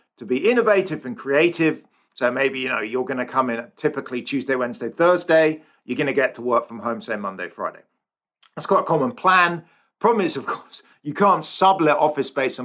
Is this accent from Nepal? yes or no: no; England, United Kingdom; now in San Francisco, United States; I'm English or British.